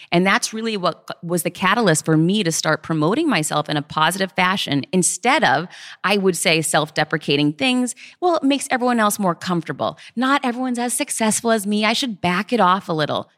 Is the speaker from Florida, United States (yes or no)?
no; Worcester, Massachusetts, United States; I grew up poor in Worcester, Mass